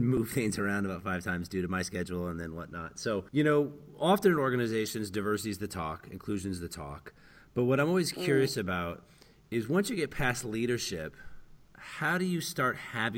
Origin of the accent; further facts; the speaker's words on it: United States; being American